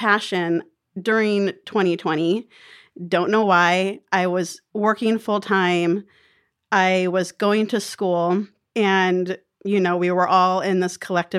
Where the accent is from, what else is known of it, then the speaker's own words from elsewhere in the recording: Phoenix, Arizona, United States; born there; also born or lived in Oregon / California / Colorado; So I am a pseudo native of Arizona. I was born in Phoenix, but I moved all around the West. I've lived in Oregon and California and Colorado.